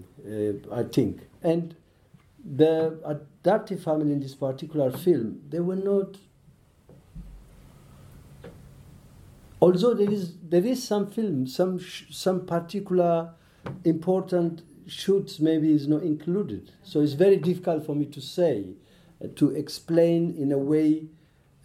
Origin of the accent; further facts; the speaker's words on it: Ethiopia; I listen, Amharic, because I'm from Ethiopia.